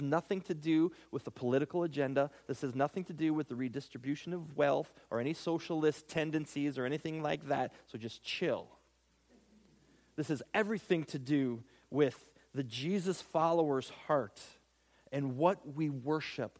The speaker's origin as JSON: {"language": "English", "country": "United States", "said": "I'm an American"}